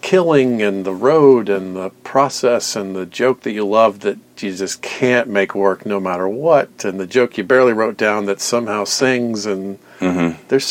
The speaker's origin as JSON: {"language": "English", "town": "Atlanta", "region": "Georgia", "country": "United States", "tie": "born or raised there", "moved": "yes", "said": "I grew up in Atlanta"}